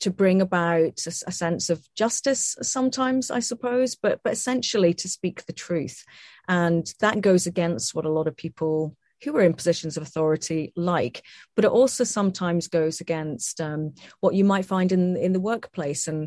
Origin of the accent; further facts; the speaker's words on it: Scotland, United Kingdom; my accent here and say, look, I'm actually Scottish.